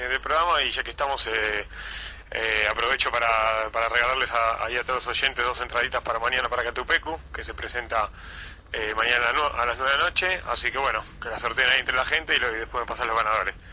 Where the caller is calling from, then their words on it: San Isidro, Buenos Aires Province, Argentina; Eh, San Isidro.